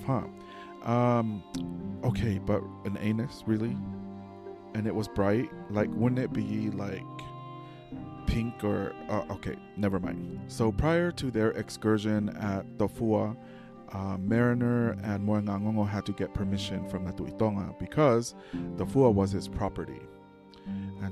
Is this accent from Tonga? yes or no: yes; Tonga; when I grew up in Tonga